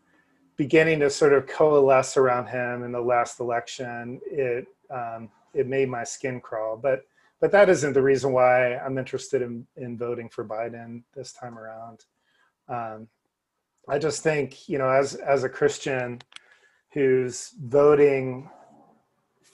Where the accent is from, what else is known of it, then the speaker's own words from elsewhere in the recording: New Jersey, United States; I grew up in New Jersey